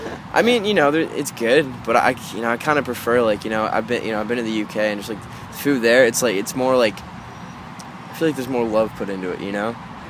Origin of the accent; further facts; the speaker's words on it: Lindsay, Ontario, Canada; Yeah, I live. It's called Lindsay, Ontario. It's a very small town, so I just say Toronto.